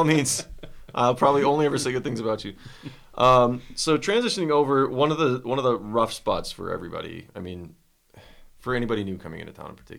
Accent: Midwest, United States; I'm from the Midwest.

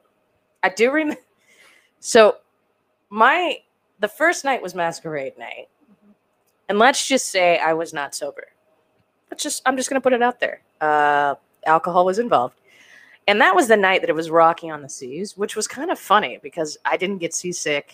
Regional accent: Phoenix, Arizona, United States; we're all from Phoenix

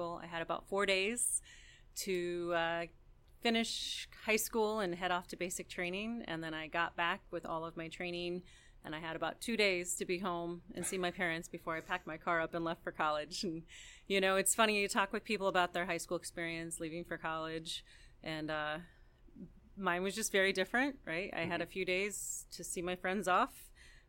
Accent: Osceola, Iowa, United States; also born or lived in Sioux City, Iowa; Originally, I'm from Southern Iowa. I grew up in Osceola Clark Community High

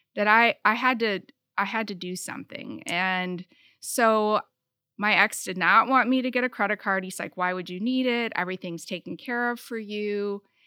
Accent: Michigan, United States; also born or lived in South Bend, Indiana; I was born in South Bend, Indiana, and I moved to Michigan when I was two. I grew up in a farm town, very small, rural, uh, community.

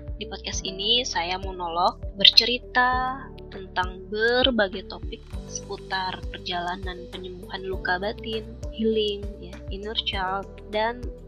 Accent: Lumajang, East Java, Indonesia; moved away as an adult; now in Bogor, Indonesia; Saya aslinya dari Kabupaten Lumajang, Jawa Timur

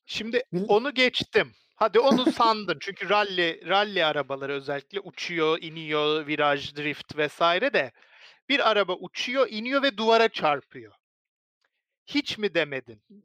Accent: Turkey

